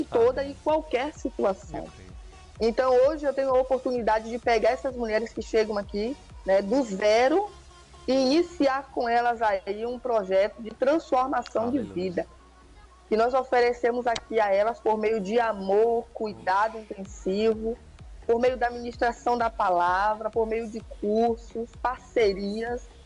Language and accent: Portuguese; interior of Bahia, Brazil; moved away as an adult; now in Monte Gordo, Brazil; sou do interior da Bahia. Estou hoje atualmente aqui em, em Monte Gordo, mas vim do interior, lá pela região de Juquié Itabuna